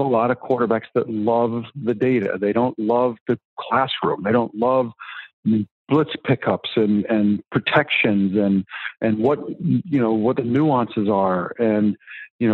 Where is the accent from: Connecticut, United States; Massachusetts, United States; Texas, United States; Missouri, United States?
Connecticut, United States; Greenwich; I grew up in Greenwich